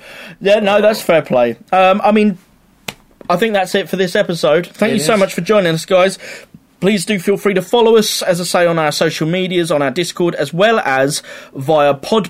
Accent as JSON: {"language": "English", "country": "United Kingdom", "said": "we're British. Proper British."}